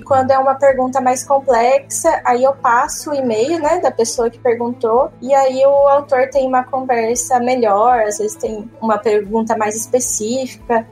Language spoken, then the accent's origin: Portuguese; Limeira, São Paulo, Brazil; eu sou de Limeira. Em Limeira a gente tem um colégio técnico, que eu fiz ele, né, ensino, junto com o ensino médio